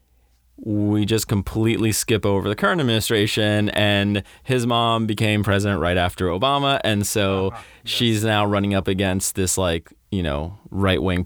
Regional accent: Florida, United States; I grew up in Florida

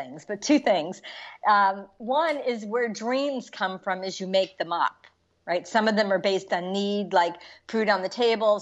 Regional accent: New York City, New York, United States; moved away as an adult; also born or lived in Washington, D.C. / San Francisco; I was born in the Bronx.

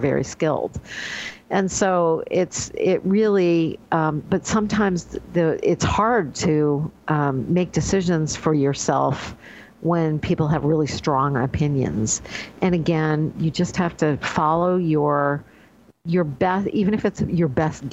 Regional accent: Northeast, United States; now in New York State, United States; I grew up in the Northeast

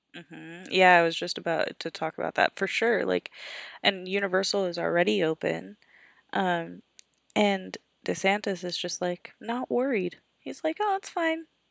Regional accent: Florida, United States; moved away; also born or lived in Tallahassee, Florida; I grew up in Florida

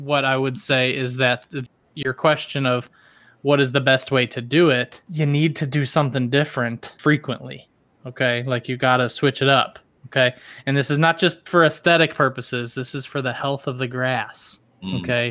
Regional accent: the South, United States; accent: southern; my southern roots

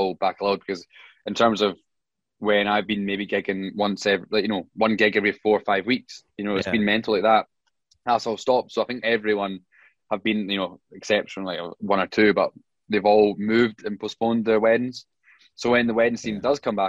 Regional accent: Scotland, United Kingdom; a Scottish piper

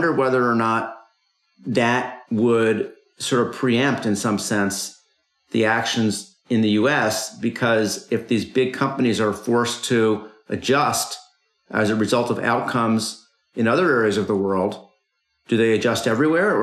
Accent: United States; as an American

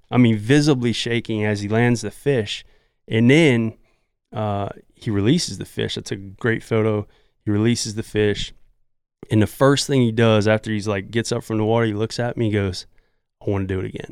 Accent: Southeast Louisiana, United States; I'm from Southeast Louisiana, and I grew up with my dad, who's a great trout fishermen

